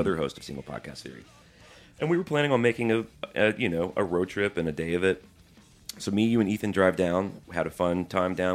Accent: Birmingham, Alabama, United States; moved away; I grew up in Birmingham

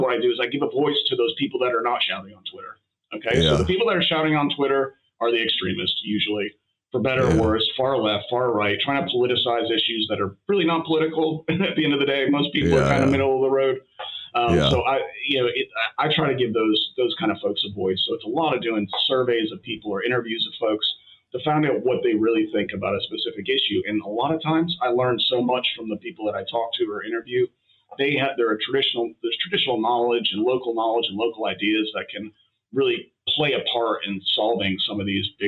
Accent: Scottsville, United States; moved away; also born or lived in United Kingdom; when I was growing up in Scottsville

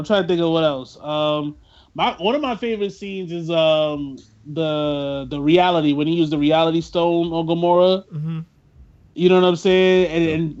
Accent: New York, United States; I talk like this people. And I'm from New York.

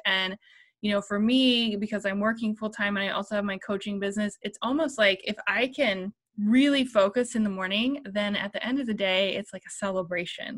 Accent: Columbus, Ohio, United States; I'm from Columbus, Ohio

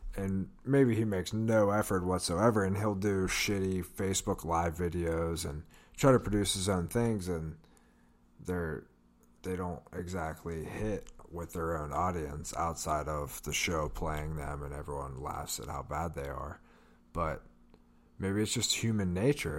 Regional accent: Pittsburgh, Pennsylvania, United States; We're from Pittsburgh.

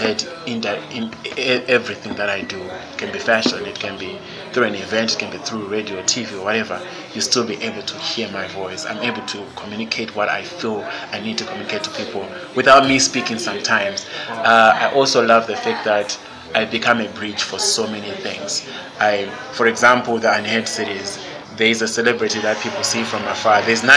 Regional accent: Zimbabwe; also born or lived in Senegal

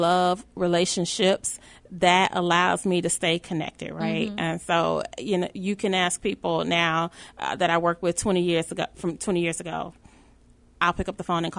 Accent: Dolton, Illinois, United States; born or raised there; also born or lived in Chicago, Illinois

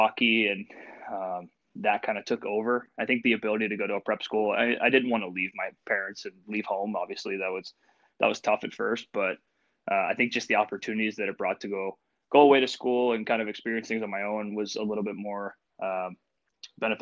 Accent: Washington, Pennsylvania, United States; also born or lived in Erie, Pennsylvania / Michigan / Pittsburgh, Pennsylvania; I was born and raised here. I was born in Washington, PA, so just a little bit south of Pittsburgh

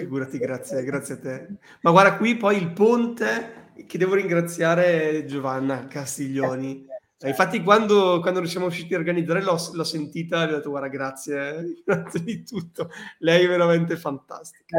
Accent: Bologna, Emilia-Romagna, Italy; io vengo, io vengo da Bologna

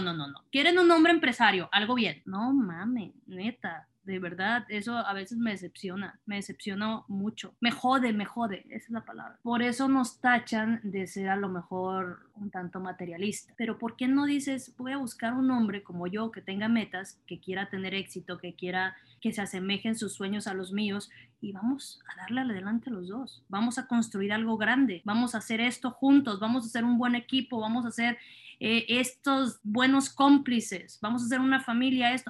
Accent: Culiacán, Sinaloa, Mexico; Culichis se les llama a quienes somos de Culiacán

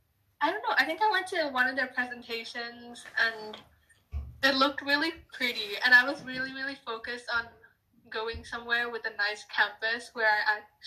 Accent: Thailand; moved away as an adult; now in Vancouver, Canada; I'm from Thailand.

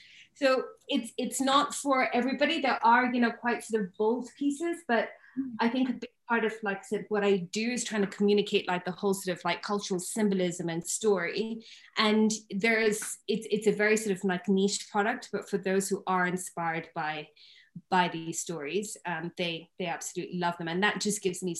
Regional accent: Kenya; Africa is very, very dear to me, you know, born and brought up in Kenya.

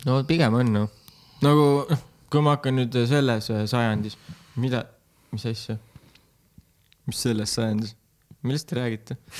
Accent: Tartu, Tartu County, Estonia; Tartus Anne linnas sündisin

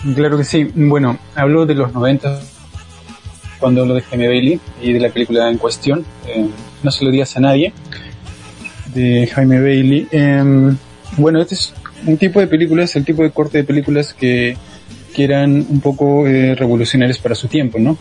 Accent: Peru

